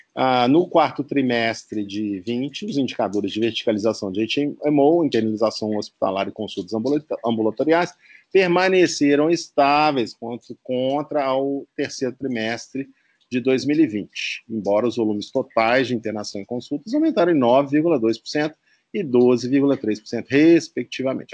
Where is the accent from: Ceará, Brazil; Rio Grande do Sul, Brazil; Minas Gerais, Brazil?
Minas Gerais, Brazil; Belo Horizonte; sou mineiro e apaixonado pela capital. Uh, onde nasci